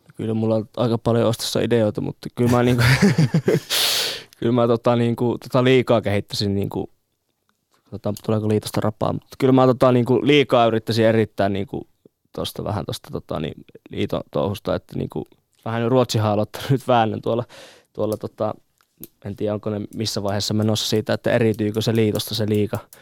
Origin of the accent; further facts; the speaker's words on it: Jyväskylä, Central Finland, Finland; Jyväskylä tulee olemaan aina tota se mun kotikaupunki